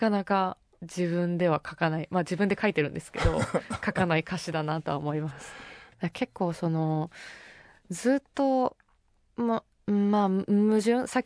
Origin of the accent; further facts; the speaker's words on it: Nagano, Japan; 地元長野なんですけど